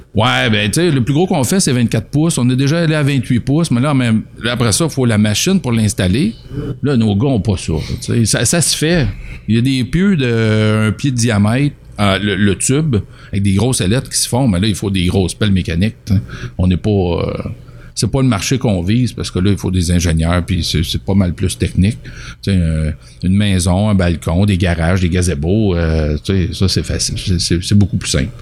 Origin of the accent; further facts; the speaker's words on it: Richmond, Quebec, Canada; suis natif de Richemont. Je suis parti, je suis revenu.